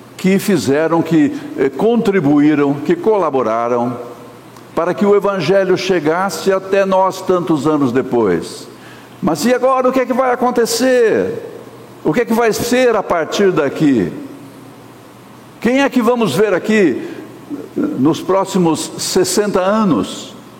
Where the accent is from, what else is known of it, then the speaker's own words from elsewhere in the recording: Sorocaba, São Paulo, Brazil; also born or lived in Minas Gerais / Santo Amaro, São Paulo; Quando eu era menino pequeno lá em Sorocaba